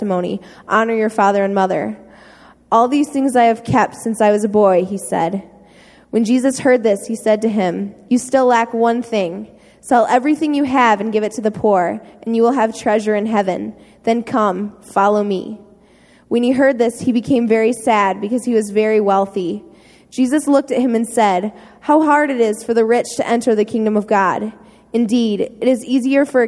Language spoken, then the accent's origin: English; St. Joseph, Michigan, United States; St. Joe, Michigan